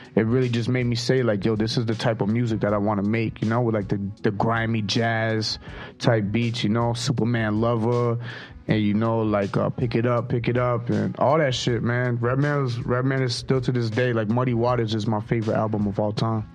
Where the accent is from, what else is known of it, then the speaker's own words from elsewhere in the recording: Toronto, Ontario, Canada; brown bag money from the north side, man, Toronto, Canada.